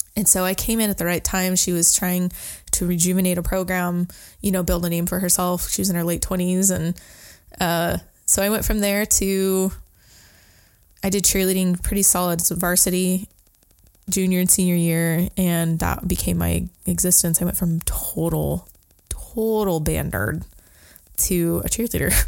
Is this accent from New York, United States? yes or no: no; Sandy, Oregon, United States; I grew up in a little town called Sandy by Mount Hood